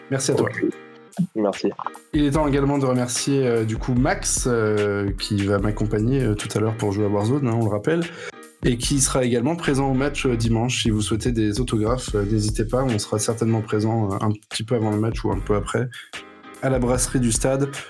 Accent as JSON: {"language": "French", "town": "Metz", "region": "Grand Est", "country": "France", "tie": "born or raised there", "moved": "yes", "lives_now": "Paris, France", "said": "moi je suis né à Metz"}